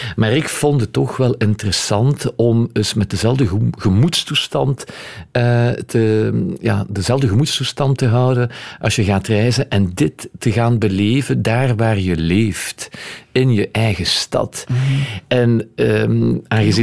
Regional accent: Etterbeek, Brussels-Capital Region, Belgium; Ik ben van, van Etterbeek

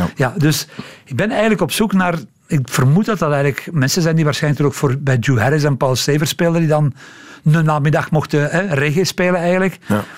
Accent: Antwerp, Flanders, Belgium; Als Antwerpenaar

